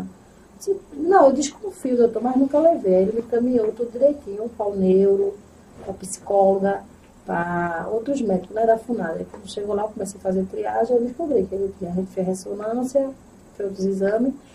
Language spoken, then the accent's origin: Portuguese; Itambé, Pernambuco, Brazil; also born or lived in Rio de Janeiro / Baía da Traição / Goiana; sou natural de Itambé, né? Sou natural de Itambé, tenho 32 anos.